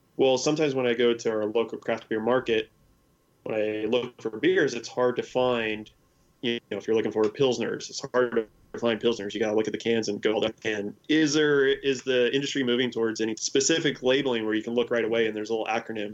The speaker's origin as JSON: {"language": "English", "town": "El Segundo", "region": "California", "country": "United States", "tie": "born or raised there", "said": "my hometown is El Segundo"}